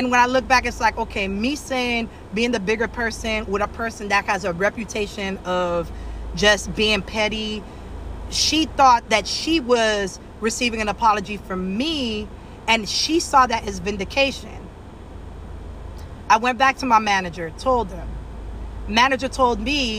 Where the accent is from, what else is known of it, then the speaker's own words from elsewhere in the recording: Miami, Florida, United States; I'm from Miami